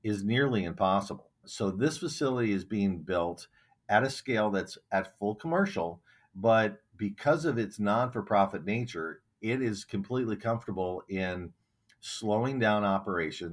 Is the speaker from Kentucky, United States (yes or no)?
no; Miller, South Dakota, United States; now in Minnesota, United States; my hometown in Miller, South Dakota